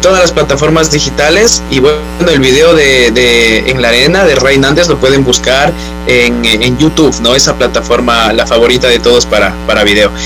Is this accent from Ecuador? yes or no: yes; Quito, Pichincha, Ecuador; moved away as an adult; now in Barcelona, Spain; yo soy quiteño